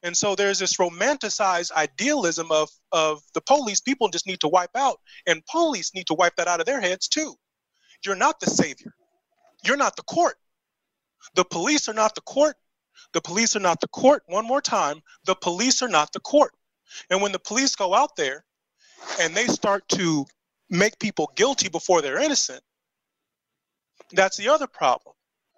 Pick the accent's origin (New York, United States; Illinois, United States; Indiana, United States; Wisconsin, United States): Indiana, United States; Indianapolis; You know, so where I grew up in Indianapolis, Brightwood, 46218, across the street from me was the crack house.